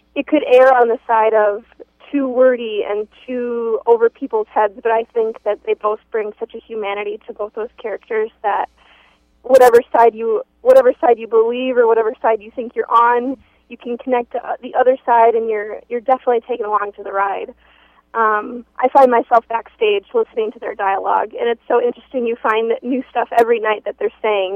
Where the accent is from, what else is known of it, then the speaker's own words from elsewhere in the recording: Minneapolis–Saint Paul, Minnesota, United States; we grew up in the Twin Cities